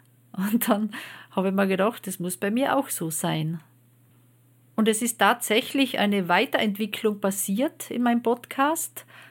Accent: Austria; Bei uns in Österreich

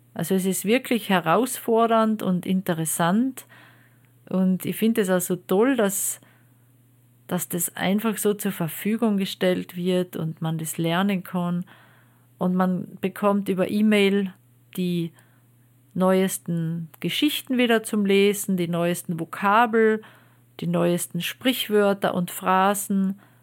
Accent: Austria; Bei uns in Österreich

